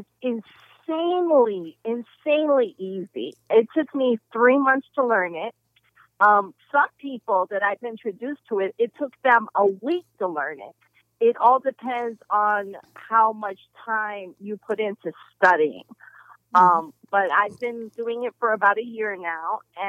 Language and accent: English; New York, United States; now in Atlanta, United States; I'm from New York, you know, where me and Karen met when we were 14